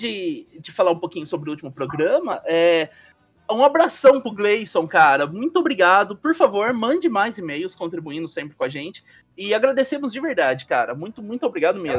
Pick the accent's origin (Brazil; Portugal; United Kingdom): Brazil; Minas Gerais; moved away; eu vim de uma cidade minúscula, sabe? Minúscula mesmo. É, sou mineiro